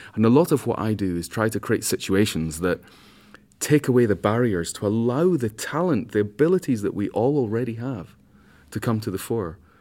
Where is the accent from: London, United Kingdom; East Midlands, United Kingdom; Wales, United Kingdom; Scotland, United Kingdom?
Scotland, United Kingdom; I'm a Scotsman